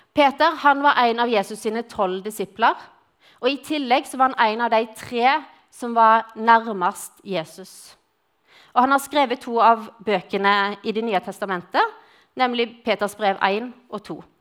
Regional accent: Western Norway, Norway; accent: Western Norwegian (vestlending); moved away as an adult; now in Grimstad, Norway; så er jeg vestlending, og jeg kom til Grimstad for å studere. Og siden har jeg blitt.

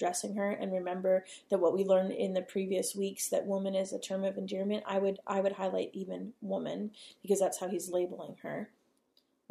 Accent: United States; as the American, public that we are

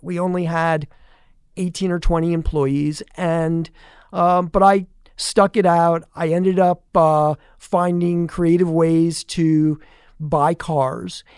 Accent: Allentown, Pennsylvania, United States; now in Tampa, United States; I actually grew up the oldest of three boys in, um, the north, e-, eastern part of Pennsylvania

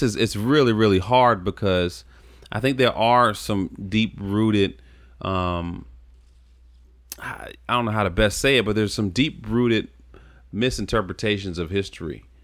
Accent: Charlottesville, Virginia, United States; I grew up in Charlottesville.

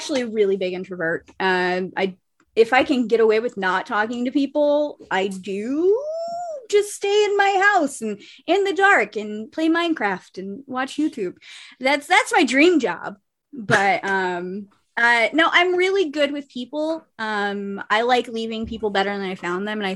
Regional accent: Ohio, United States; also born or lived in Kentucky; I'm from Kentucky, was born there, was not raised there. And then my family got out of there and we moved to Ohio, and that's where I was pretty much raised for the rest of my life

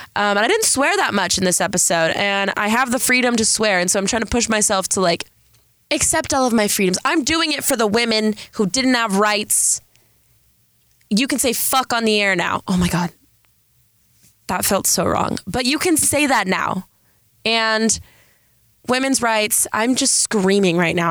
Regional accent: San Diego, California, United States; accent: Valley girl; I'm from San Diego

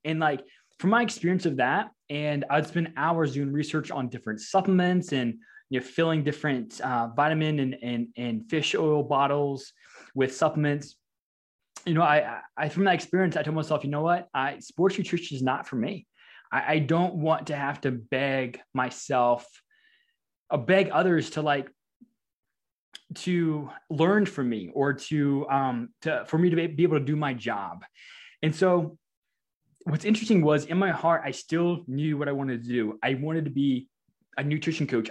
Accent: Louisiana, United States; moved away as an adult; also born or lived in Nebraska; I'm actually from Louisiana

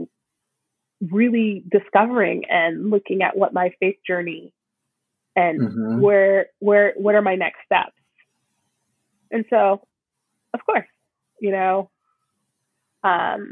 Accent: South Mississippi, United States; now in Minneapolis, United States; I'm from South Mississippi

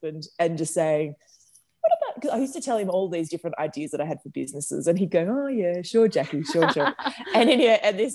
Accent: Bendigo, Victoria, Australia; also born or lived in Melbourne; we grew up in Melbourne until I was 10, and then we moved to Bendigo because my mum and dad bought a motel and restaurant up there

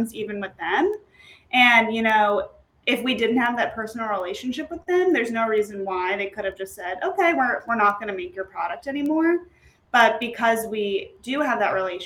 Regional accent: New York, United States; I'm from New York

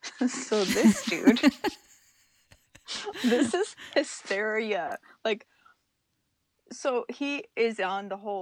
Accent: Southern New Mexico, United States; growing up in Southern New Mexico, it was a thing.

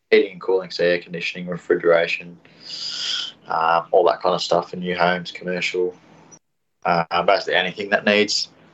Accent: Wodonga, Victoria, Australia; Originally from Wodonga

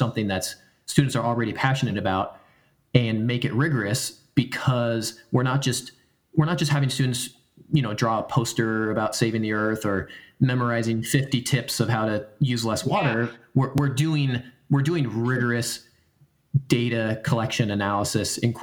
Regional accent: United States; I come from the Oregon California border. My family does.

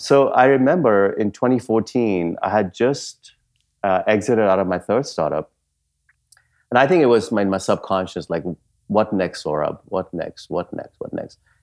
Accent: Dar es Salaam, Tanzania; moved away as an adult; also born or lived in India / Punjab, India / Wisconsin, United States; now in United States; when I was eight years old, our family moved from India to East Africa, uh, specifically to Dar es Salaam, Tanzania. And, uh, I lived my formative years, um, early chi, uh, early adolescence and teenage years in the coastal city of Dar es Salaam, Tanzania.

